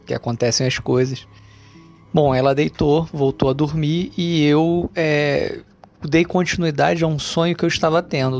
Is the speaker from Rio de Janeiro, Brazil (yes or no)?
yes; Rio de Janeiro, Brazil; sou do Rio de Janeiro